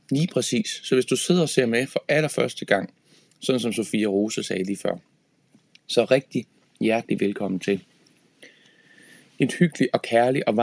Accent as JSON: {"language": "Danish", "town": "Horsens", "region": "Central Denmark Region", "country": "Denmark", "said": "Øh, jeg, jeg kommer fra Horsens og spillede rigtig meget på Horsens Musikskole"}